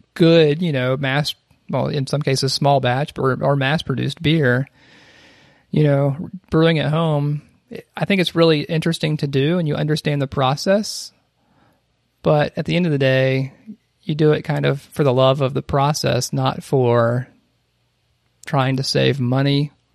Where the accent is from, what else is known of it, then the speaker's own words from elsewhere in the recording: South Carolina, United States; an elementary school in my hometown that had like a mural